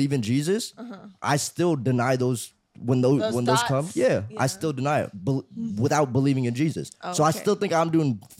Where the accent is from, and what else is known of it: Iowa, United States; born or raised there; moved away as an adult; also born or lived in Vietnam; now in Los Angeles, United States